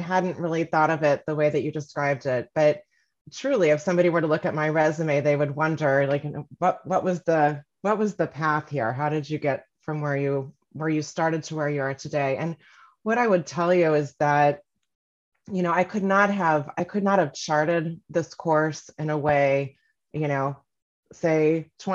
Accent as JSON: {"language": "English", "town": "Kansas City", "region": "Missouri", "country": "United States", "tie": "born or raised there", "also_born_or_lived": "Northampton, Massachusetts / New York", "said": "I'm from Kansas City, born and raised"}